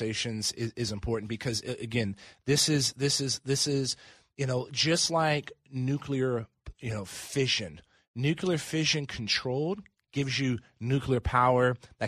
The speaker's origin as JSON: {"language": "English", "country": "United States", "tie": "born or raised there", "said": "I'm lucky to have been born in America"}